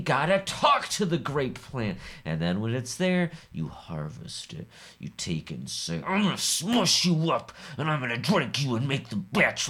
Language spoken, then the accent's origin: English; Midwest, United States; I'm from the Midwest.